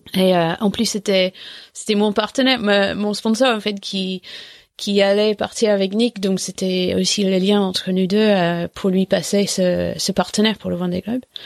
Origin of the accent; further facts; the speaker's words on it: England, United Kingdom; French is a second language; moved away; je parlais pas français, mais en fait, euh, en 2001, on était euh, moins une dizaine de Anglais